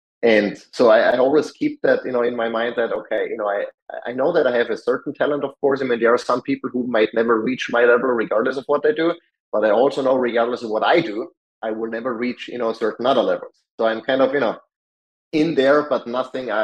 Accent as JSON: {"language": "English", "region": "Salzburg", "country": "Austria", "tie": "born or raised there", "moved": "as an adult", "lives_now": "United States", "said": "Salzburg, when my hometown"}